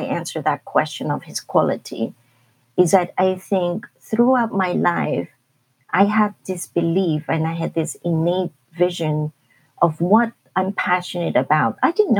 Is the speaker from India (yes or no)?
no; Hong Kong; I came from Hong Kong, which is a very different culture.